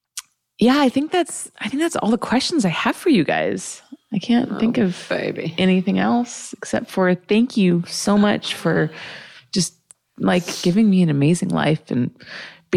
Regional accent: United States; growing up with parents who are not from here and growing up in America

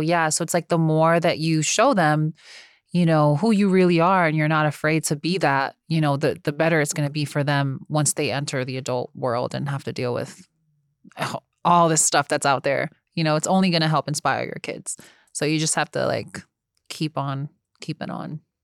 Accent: United States; also born or lived in New Jersey; I'm from New York and New Jersey where everybody does their job

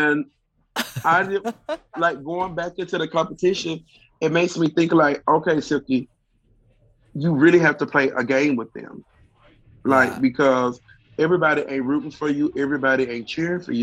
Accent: Mississippi, United States; growing up in Mississippi

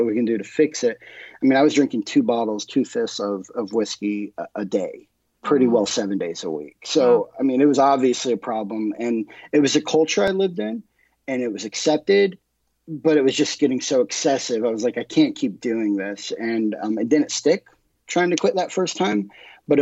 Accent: Springfield, Missouri, United States; moved away as an adult; I'm from Springfield, Missouri. I was born and raised here.

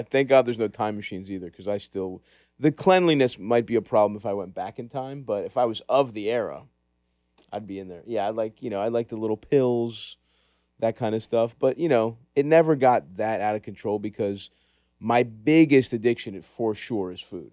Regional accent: Baltimore, Maryland, United States; I grew up in Greektown

